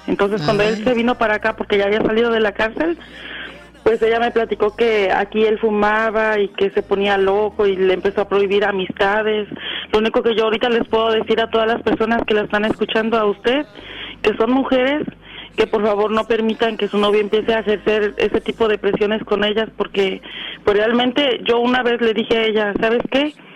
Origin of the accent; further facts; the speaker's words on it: Atlixco, Puebla, Mexico; moved away as an adult; now in North Hollywood, United States; Yo soy originaria de Atlixco, Puebla